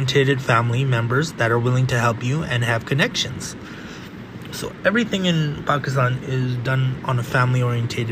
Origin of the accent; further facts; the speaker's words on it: California, United States; I grew up in California, the very end of the West of the United States